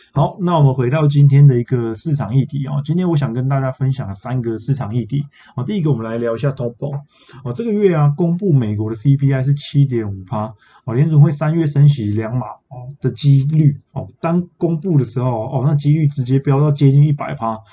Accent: Taiwan; 我们台湾人

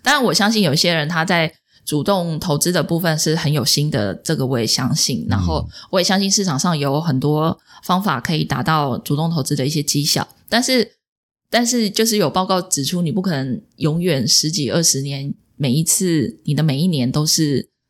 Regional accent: Taipei, Taiwan; 我是台北万华人啊。

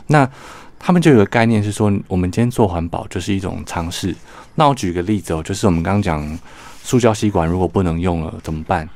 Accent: Taiwan; 我们台湾人

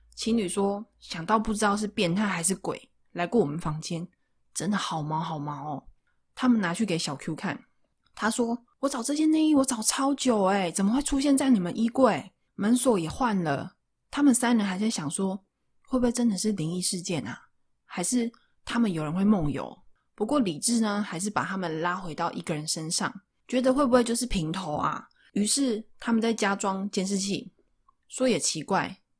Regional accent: Taichung, Taiwan; 因为我是台中人

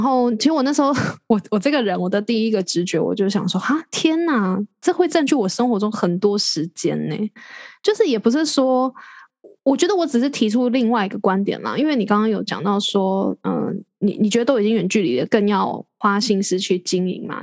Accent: Taiwan; 即使我留在台湾，我也，也轮，我是台湾人

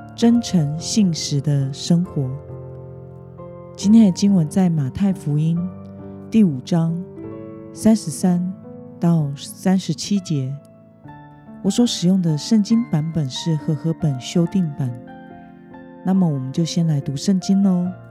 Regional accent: Taiwan; 身为台湾人的我们

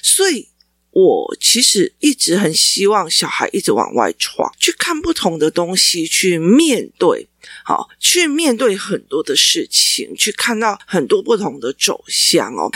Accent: Taichung, Taiwan; 我身为台中人

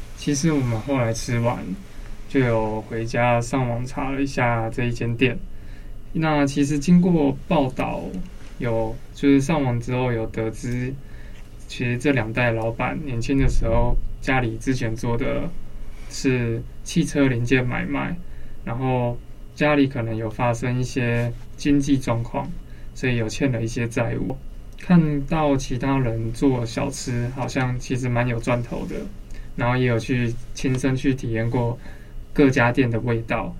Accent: Banqiao, New Taipei, Taiwan; 小时候住在板桥的时候

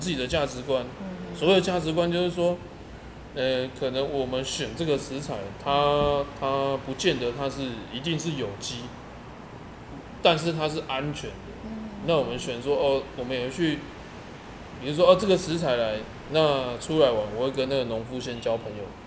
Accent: Chaozhou, Pingtung County, Taiwan; now in Kaohsiung, Taiwan; 我是潮州人啊，屏东潮州嘛

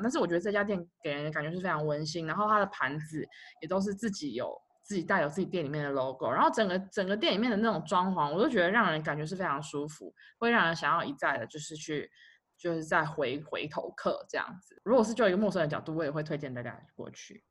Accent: Taipei, Taiwan; 因为我们从小就在那边长大

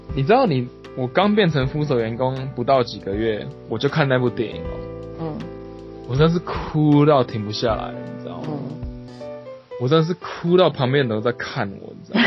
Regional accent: southern Taiwan, Taiwan; first language Taiwanese Hokkien; Chinese is a second language; also born or lived in France / United States; now in Japan; 就是我们都是南部的

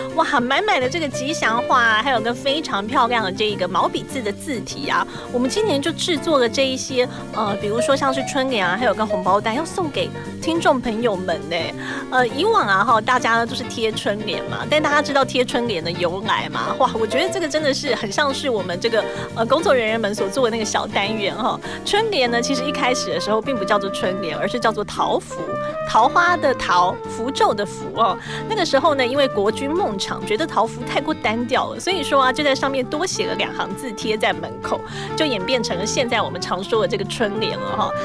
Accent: Taiwan; 我们台湾人的过年

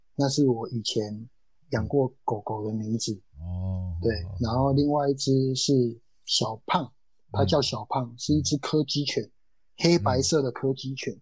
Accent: Taiwan; 我就是这样一个飞不出去的土生土长的选手

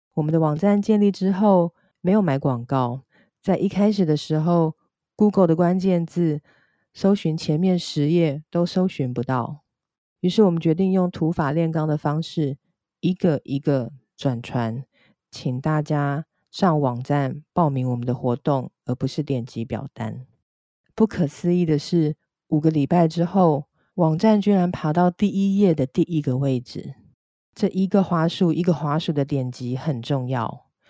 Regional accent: Taipei, Taiwan; 我出生在台北，一个闽南和客家的混血家庭。寒暑假会去新竹的客家庄，和台北的眷村找表兄弟姐妹跟堂兄弟姐妹一起玩

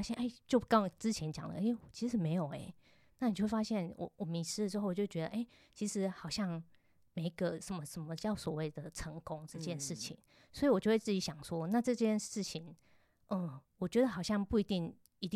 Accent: Tainan, Taiwan; 我台南人

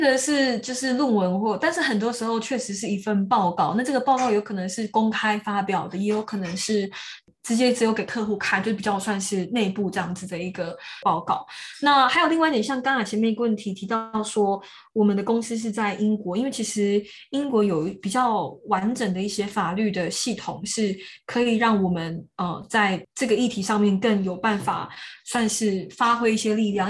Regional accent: Taiwan; moved away as an adult; now in United Kingdom; 我自己土生土长的土地上面

